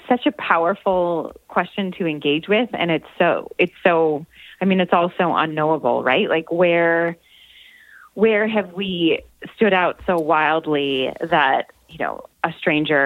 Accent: Buffalo, New York, United States; moved away; Buffalo is my hometown

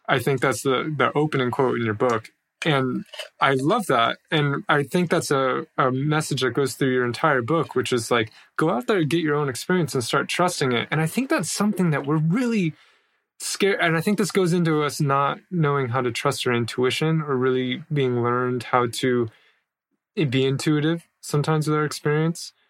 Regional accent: United States; moved away as an adult; as an American

